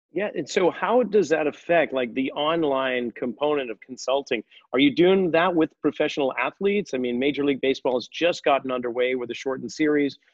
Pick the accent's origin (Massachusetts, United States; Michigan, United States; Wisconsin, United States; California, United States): Massachusetts, United States; outside of Boston; Both of us being New Englanders growing up outside of Boston